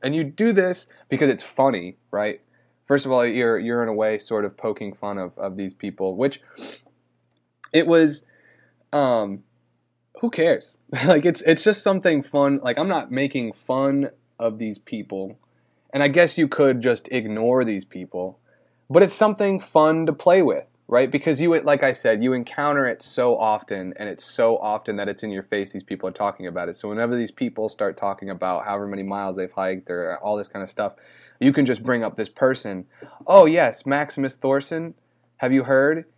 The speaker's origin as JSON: {"language": "English", "town": "St. Albans", "region": "Vermont", "country": "United States", "tie": "born or raised there", "said": "I was born in Saint Albans, Vermont."}